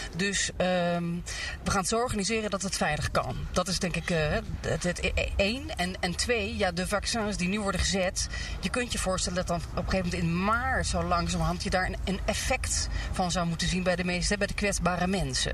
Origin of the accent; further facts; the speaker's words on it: Netherlands; als Nederlanders